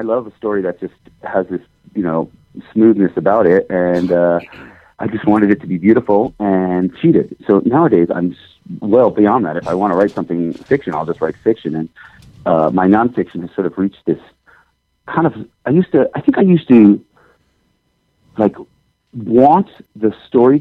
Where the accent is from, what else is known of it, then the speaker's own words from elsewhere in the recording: Stamford, Connecticut, United States; moved away as an adult; now in Bozeman, United States; I grew up actually in Connecticut, in Stamford, Connecticut